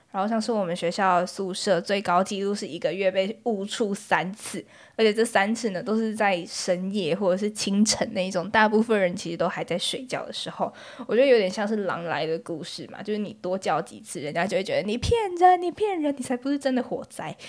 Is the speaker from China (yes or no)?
no; Taipei, Taiwan; 我是台北人，然后我又念台北的学校，就是说我每天上学通勤来回大概是两个小时